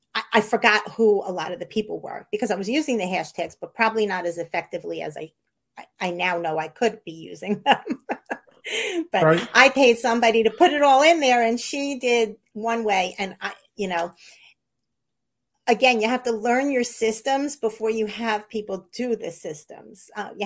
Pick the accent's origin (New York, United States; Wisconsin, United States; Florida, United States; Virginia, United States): New York, United States; I'm from New York. I'm from a litigious society.